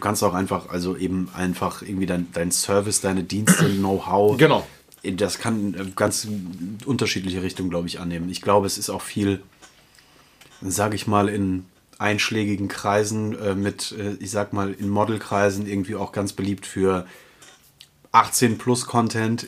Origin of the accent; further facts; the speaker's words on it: Germany; moved away; Frankfurt auch so ein bisschen meine alte Heimat, in Anführungsstrichen, so die, die große Metropole in der Nähe meiner Heimat